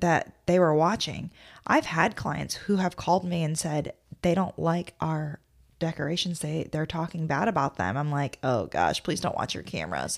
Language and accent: English; Midwest, United States; moved away; I'm from the Midwest